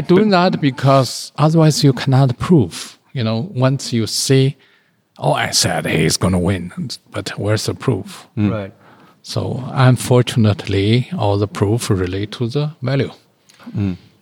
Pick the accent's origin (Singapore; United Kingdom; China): China; moved away; I'm the only Chinese